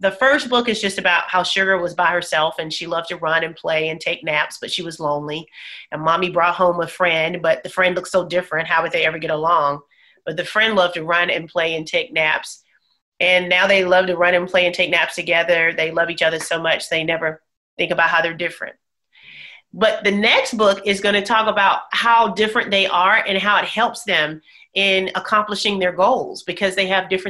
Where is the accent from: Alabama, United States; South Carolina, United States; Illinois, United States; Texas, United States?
Alabama, United States; Bessemer; I grew up in Bessemer, Alabama, single mom